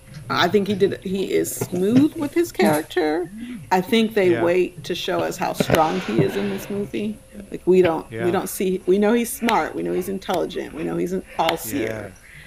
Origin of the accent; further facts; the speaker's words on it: Deep South, United States; I'm from the Deep South